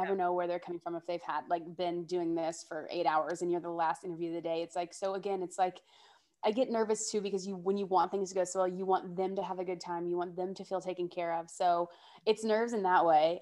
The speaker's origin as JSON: {"language": "English", "region": "Georgia", "country": "United States", "moved": "yes", "lives_now": "New York City, United States", "said": "I'm originally from Georgia, but I currently live in New York City"}